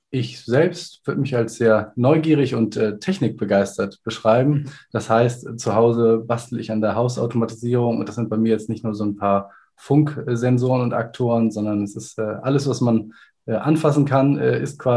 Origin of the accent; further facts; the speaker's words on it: Kiel, Schleswig-Holstein, Germany; Ich bin 39 Jahre alt, komme aus Kiel und würde mich als Informatiker beschreiben. Habe selber an der FH Kiel studiert